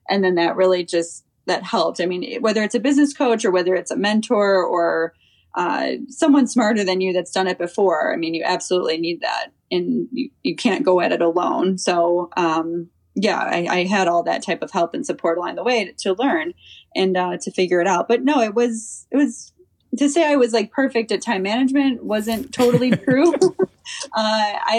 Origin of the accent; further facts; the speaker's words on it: Chicago, Illinois, United States; I grew up in Chicago